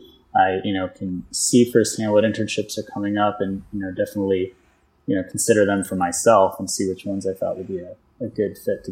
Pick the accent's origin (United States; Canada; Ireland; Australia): United States; New York; moved away as an adult; also born or lived in Bronx, New York / Poughkeepsie, New York / Brooklyn, New York; now in Florida, United States; I am originally from New York. I was born in the Bronx, moved upstate to Poughkeepsie, which is in the Hudson Valley, for a while. And then went to college where I studied graphic design at Pratt Institute in Brooklyn.